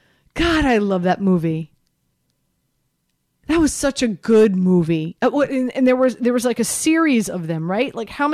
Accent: Miami, Florida, United States; Listen, I grew up in Miami.

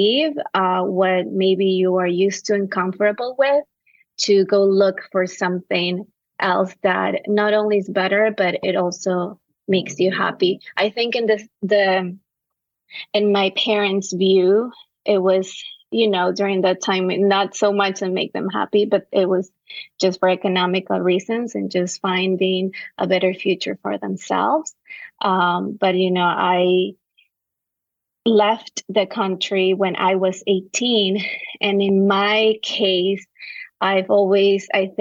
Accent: Quevedo, Los Ríos, Ecuador; now in New York City, United States; I was raised and I was born in a small town called Quevedo in the coast of Ecuador

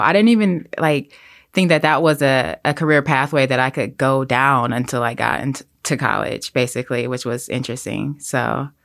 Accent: Detroit, Michigan, United States; now in New York City, United States; I grew up in a, like, very lower-income inner city community

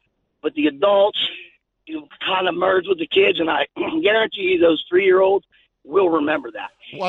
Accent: Pittsburgh, Pennsylvania, United States; I'm from Pittsburgh.

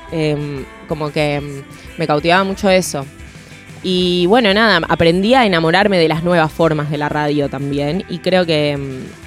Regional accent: Argentina

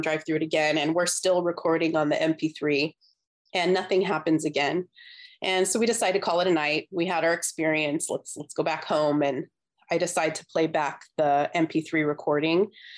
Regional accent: Southern California, United States; we're from Southern California. I still live in Southern California

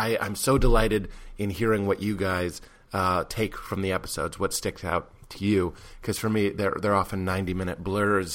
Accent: Lexington, Massachusetts, United States; I am from Lexington, Massachusetts

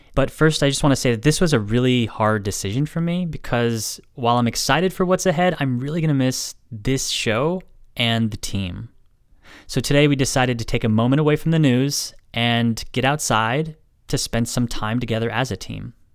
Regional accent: Sonoma, California, United States; I'm from Sonoma

